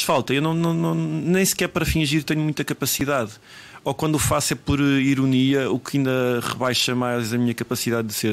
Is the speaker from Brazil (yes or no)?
no; Tondela, Centro, Portugal; now in Lisbon, Portugal; quando eu saí de Tondela